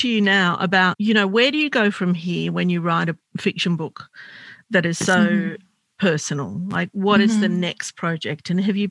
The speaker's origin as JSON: {"language": "English", "country": "Australia", "tie": "born or raised there"}